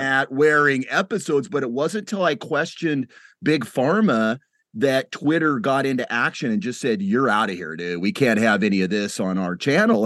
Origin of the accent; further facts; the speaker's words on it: United States; as an American